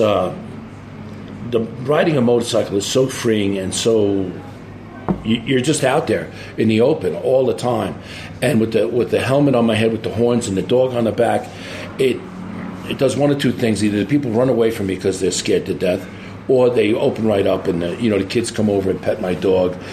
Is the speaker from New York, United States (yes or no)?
yes; Montauk, New York, United States; I was from Montauk in the States